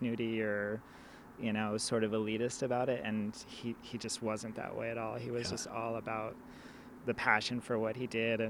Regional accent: San Diego, California, United States; I grew up in San Diego

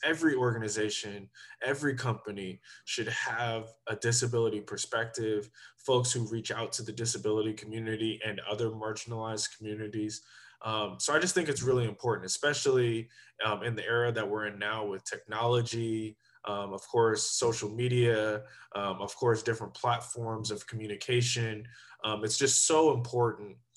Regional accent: Sacramento, California, United States; also born or lived in Berkeley, California / Arizona / Oregon / Washington, D.C.; I grew up in Sacramento

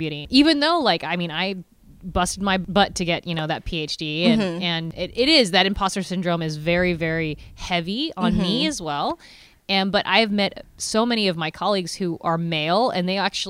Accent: Lynden, Washington, United States; I grew up in Linden, Washington, and it's a very conservative town.

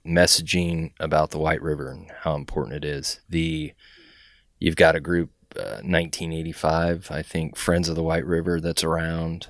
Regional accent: San Antonio, Texas, United States; now in Indianapolis, United States; I grew up in San Antonio, which has a river run through it

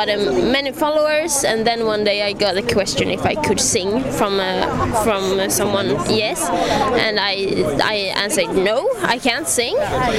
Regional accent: Sweden; I'm from Sweden.

